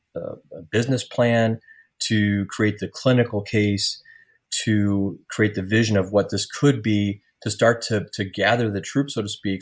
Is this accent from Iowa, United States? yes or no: yes; Iowa, United States; also born or lived in Marquette, Michigan; I returned to my hometown in Iowa to start my medical career